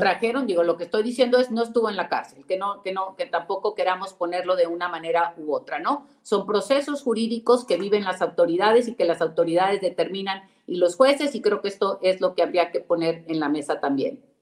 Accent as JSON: {"language": "Spanish", "region": "Nuevo León", "country": "Mexico", "said": "vivo en Nuevo León, soy de Nuevo León o estoy aquí, aquí es donde resido"}